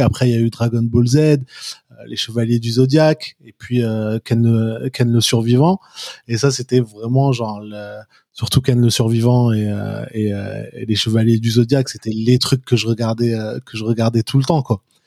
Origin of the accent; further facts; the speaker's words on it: Paris, Île-de-France, France; also born or lived in Kafr el-Dawwar, Egypt; je suis né et j'ai grandi à Paris, d'origine égyptienne et algérienne